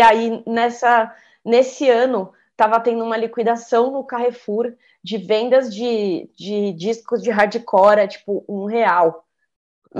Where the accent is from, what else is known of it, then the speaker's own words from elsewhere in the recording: Santos, São Paulo, Brazil; now in São Paulo, Brazil; eu sou de Santos, né? Mas eu moro em São Paulo já há muito tempo